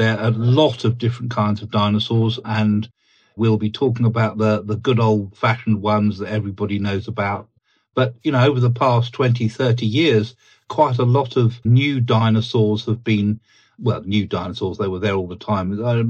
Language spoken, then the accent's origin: English; South East England, United Kingdom; In fact, it was a discovery from quite close to where I grew up in Sussex, in the Weald of Sussex, in the sandstone.